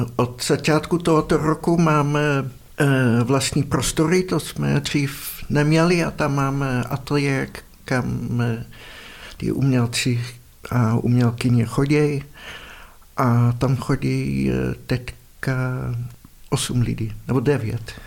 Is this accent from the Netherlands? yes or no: yes; Netherlands; Czech is a second language; moved away as an adult; now in Prague, Czech Republic; já pocházím z Holandska, ale v Praze bydlím už asi 30 let